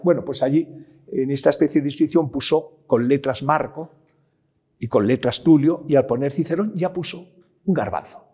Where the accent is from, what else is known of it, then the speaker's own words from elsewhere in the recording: Madrid, Community of Madrid, Spain; also born or lived in Salamanca / Ávila / Peñaranda de Bracamonte; mi familia pues, es de Salamanca y Ávila, sobre todo Salamanca, Pierna de Bracamonte, aunque yo nací en Madrid por diferentes circunstancias